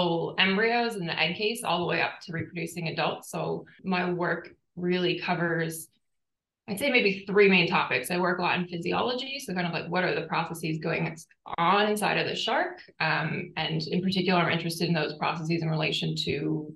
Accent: United States; moved away as an adult; also born or lived in Boston; now in Townsville, Australia; as an American

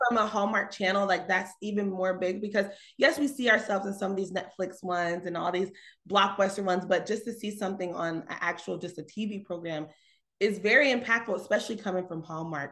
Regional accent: Conyers, Georgia, United States; I'm from Conyers, Georgia, so it's about 30 minutes outside Atlanta

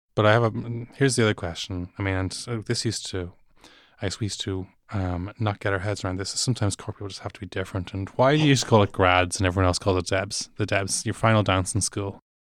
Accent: Dublin, Leinster, Ireland; I am from Dublin, and and while I do have Cork cousins

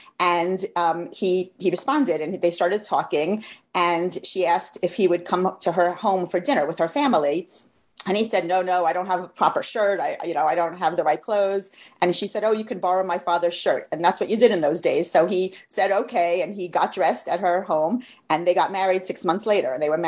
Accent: Long Island, New York, United States; We lived on Long Island. I grew up on Long Island, and my parents are both from New York City. And we lived on the water in a town called Merrick.

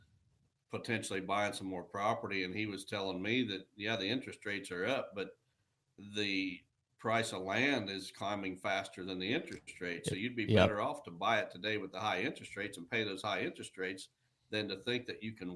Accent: Illinois, United States; My home state of Illinois

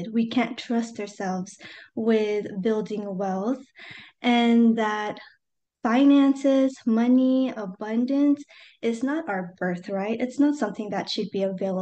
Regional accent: United States; I am a first-generation Asian American

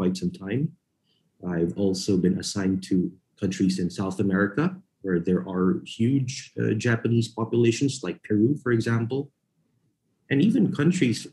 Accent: Philippines; moved away as an adult; also born or lived in New York City; I was born and raised in the Philippines.

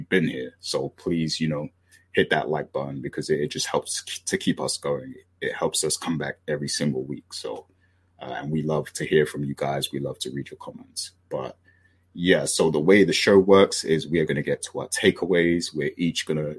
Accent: United Kingdom; I'm British

